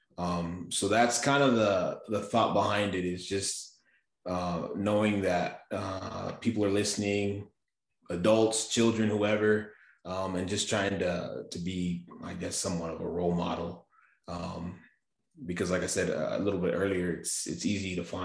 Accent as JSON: {"language": "English", "town": "Safford", "region": "Arizona", "country": "United States", "tie": "born or raised there", "also_born_or_lived": "Texas", "said": "I'm in southern Arizona in Safford"}